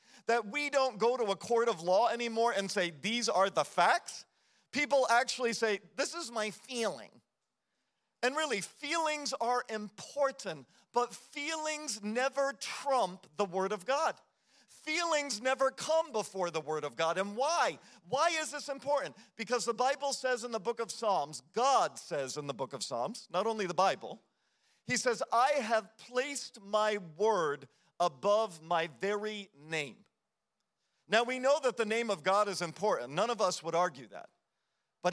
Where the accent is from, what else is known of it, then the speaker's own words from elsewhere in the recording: United States; as an American culture